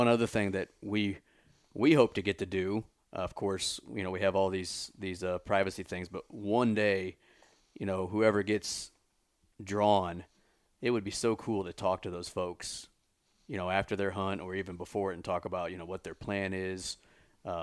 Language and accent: English; Missouri, United States; my home state